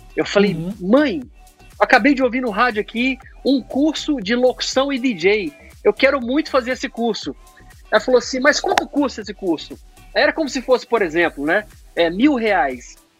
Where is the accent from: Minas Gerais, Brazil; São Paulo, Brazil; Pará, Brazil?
Minas Gerais, Brazil; Uberlândia; now in Atlanta, United States; Uberlândia, ainda foi onde eu nasci